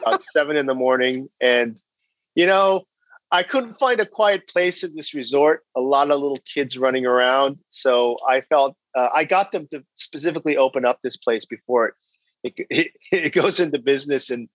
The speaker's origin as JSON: {"language": "English", "area": "Bay Area", "region": "California", "country": "United States", "tie": "born or raised there", "also_born_or_lived": "China", "moved": "as an adult", "said": "I'm originally from California. I grew up in the Bay Area"}